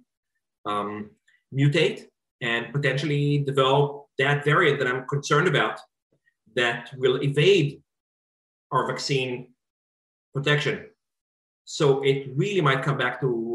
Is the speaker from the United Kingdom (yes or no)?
no; Israel; now in United States; my home country, Israel